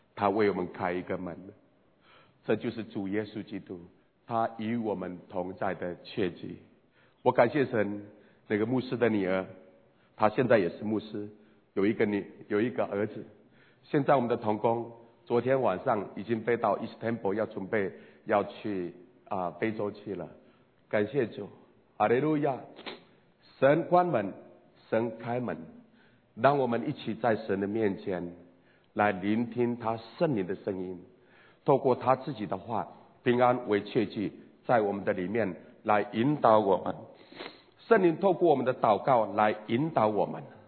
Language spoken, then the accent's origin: Chinese; Taiwan; 我是台湾的原住民布隆族